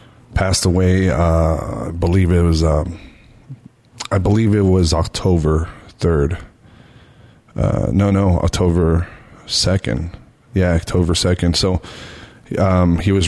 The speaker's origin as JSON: {"language": "English", "town": "Las Vegas", "region": "Nevada", "country": "United States", "tie": "born or raised there", "said": "in my hometown on the strip."}